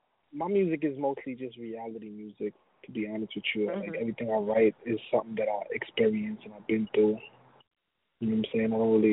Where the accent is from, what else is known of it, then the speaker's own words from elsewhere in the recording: New York City, New York, United States; we're from Kings County as well, Brooklyn.